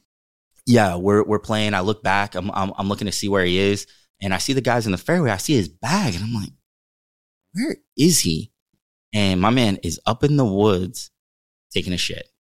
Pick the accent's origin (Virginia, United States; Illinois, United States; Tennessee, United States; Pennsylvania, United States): Pennsylvania, United States; Western; also born or lived in Uniontown, Pennsylvania; growing up in Western Pennsylvania